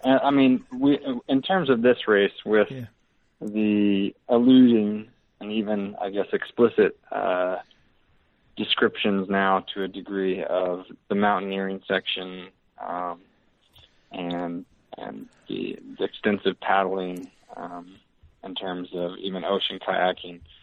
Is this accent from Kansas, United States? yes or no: yes; Lawrence, Kansas, United States; moved away as an adult; now in Salt Lake City, United States; I learned the the appreciation for hard work early back mm. in the eastern Kansas area, Lawrence, Kansas